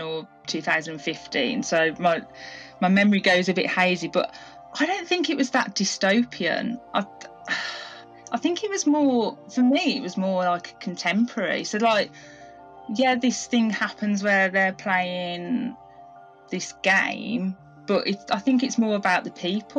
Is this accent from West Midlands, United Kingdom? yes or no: yes; Birmingham, West Midlands, United Kingdom; I'm from Birmingham in the UK